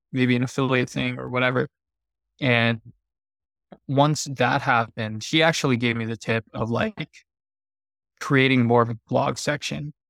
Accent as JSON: {"language": "English", "region": "Pennsylvania", "country": "United States", "tie": "born or raised there", "also_born_or_lived": "Thailand / Bali / Hawaii", "moved": "as an adult", "said": "I grew up in the Midwest in, in Pennsylvania"}